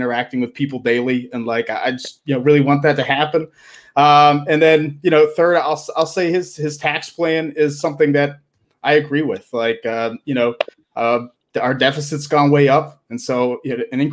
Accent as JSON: {"language": "English", "town": "Pittsburgh", "region": "Pennsylvania", "country": "United States", "tie": "born or raised there", "said": "Born, raised, living in Pittsburgh"}